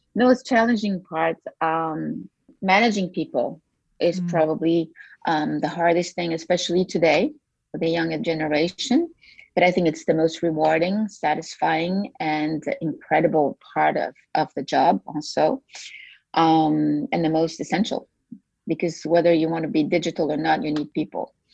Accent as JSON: {"language": "English", "country": "Belgium", "tie": "born or raised there", "also_born_or_lived": "United States / France", "moved": "as an adult", "said": "I grew up in a, in a small town, uh, well, mid, mid-sized town in, in Belgium"}